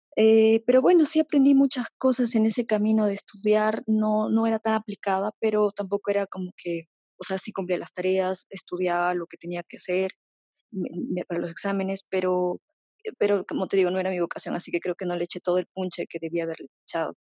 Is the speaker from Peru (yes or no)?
yes; Peru; yo soy de Perú